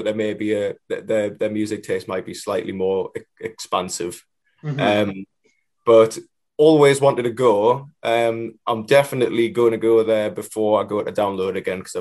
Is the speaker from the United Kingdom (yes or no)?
yes; Newcastle upon Tyne, North East England, United Kingdom; the first gig's going to be sort of in my hometown